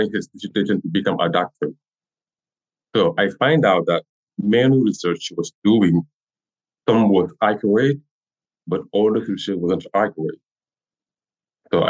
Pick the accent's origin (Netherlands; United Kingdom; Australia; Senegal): Senegal; first language French; English is a second language; moved away as an adult; now in Rhode Island, United States; I have everything in Senegal and I never travel.